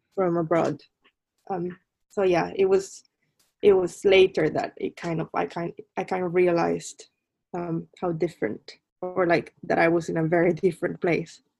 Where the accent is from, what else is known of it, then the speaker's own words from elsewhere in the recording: Colima, Mexico; moved away as an adult; also born or lived in Mexico City; now in London, United Kingdom; I'm originally from Mexico. I was born in Mexico City, but grew up um, in the Pacific coast in a small town called Colima